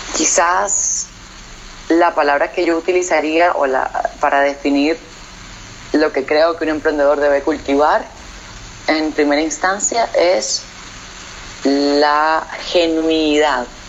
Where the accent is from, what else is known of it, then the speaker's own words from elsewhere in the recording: Nicaragua; moved away as an adult; decidí volver a Nicaragua, volver a mi terruño, volver al hogar, eh, donde crecí